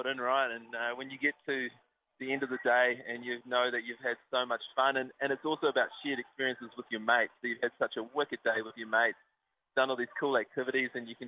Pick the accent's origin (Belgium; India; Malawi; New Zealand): New Zealand; Okere Falls, Bay of Plenty; I'm from the Bay of Plenty, from Okiti Falls